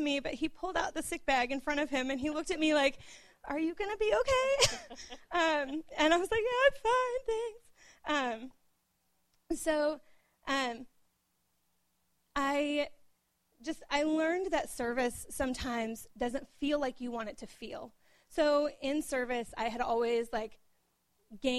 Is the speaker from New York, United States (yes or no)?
no; Oklahoma, United States; moved away; I was born and raised in Oklahoma